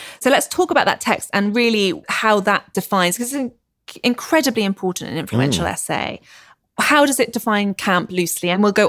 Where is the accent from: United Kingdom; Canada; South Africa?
United Kingdom; Obviously, we love that because we're British.